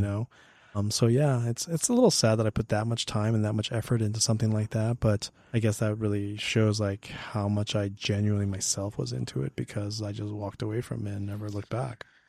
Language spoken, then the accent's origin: English; Hemet, California, United States; I grew up in Hammett, and so was this small community